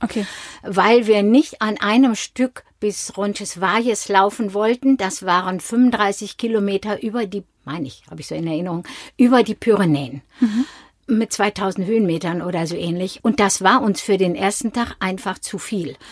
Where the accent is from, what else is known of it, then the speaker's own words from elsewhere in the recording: Dinslaken, North Rhine-Westphalia, Germany; also born or lived in Mainz area; now in Mainz, Germany; Wir sind uns in Dienstlaken, das ist meine Heimatstadt, dort komme ich her